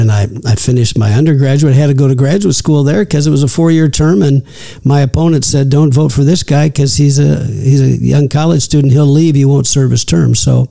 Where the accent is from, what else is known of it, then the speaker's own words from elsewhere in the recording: Peoria, Illinois, United States; moved away as an adult; also born or lived in California; Well, I'm a native of Peoria, Illinois.